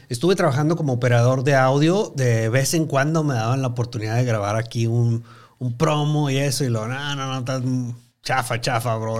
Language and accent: Spanish; Chihuahua, Mexico; moved away as an adult; also born or lived in Mexico City; Me movieron mis papás a, Chihuahua, Chihuahua, la capital. Y pues ahí este, residí hasta los 21, 22 años de edad.